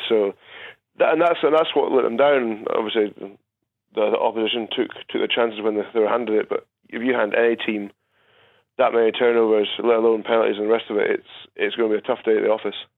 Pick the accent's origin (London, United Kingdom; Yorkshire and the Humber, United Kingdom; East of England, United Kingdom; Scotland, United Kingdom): Scotland, United Kingdom; as a Scotsman